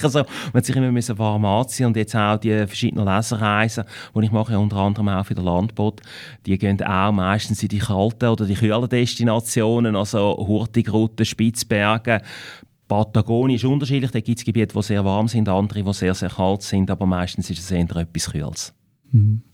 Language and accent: German; Winterthur, Zurich, Switzerland; accent: Winterthur dialect; ich bin in Winterthur geboren. Ich bin in Winterthur in die Schule gegangen und ich lebe in Winterthur.